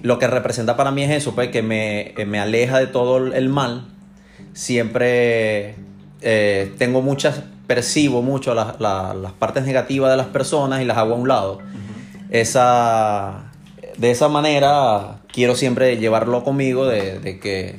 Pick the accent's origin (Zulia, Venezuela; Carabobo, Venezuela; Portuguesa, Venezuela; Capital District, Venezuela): Zulia, Venezuela; Maracaibo; moved away as an adult; now in Houston, United States; soy de Maracaibo, Estado Zulia, de Venezuela. Eh, vivo en Houston, Llegué a la ciudad de Houston en julio 2017.